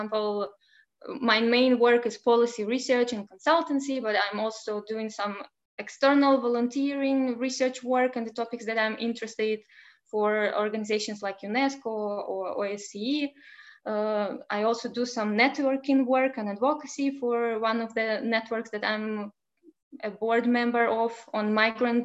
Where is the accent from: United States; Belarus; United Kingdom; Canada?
Belarus; now in Lithuania; I come from Belarus and now I live in Lithuania